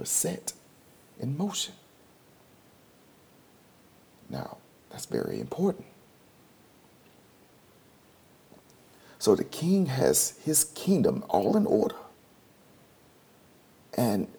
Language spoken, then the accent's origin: English; Houston, Texas, United States; I was born in United States of America in Houston, Texas. Grew up on 8126 Record Street.